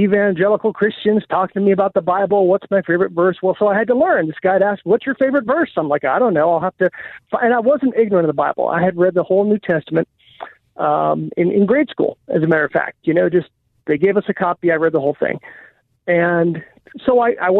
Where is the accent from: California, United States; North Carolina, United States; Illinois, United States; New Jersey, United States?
California, United States; Marin County; moved away as an adult; also born or lived in Colorado / Texas / Montana; now in Utah, United States; I grew up in Marin County